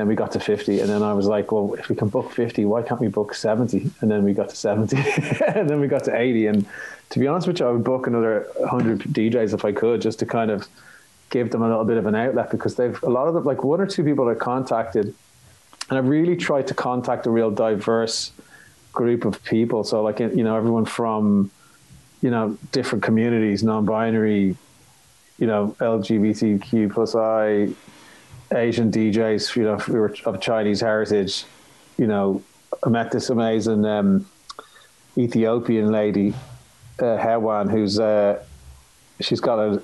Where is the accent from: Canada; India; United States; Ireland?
Ireland